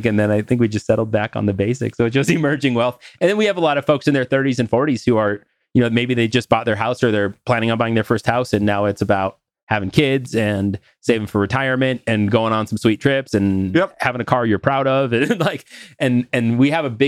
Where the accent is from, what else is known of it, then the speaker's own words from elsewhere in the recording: North Dakota, United States; I'm from North Dakota